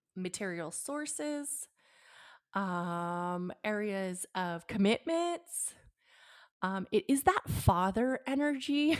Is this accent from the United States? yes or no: yes; Bay Area, California, United States; I grew up in the Bay Area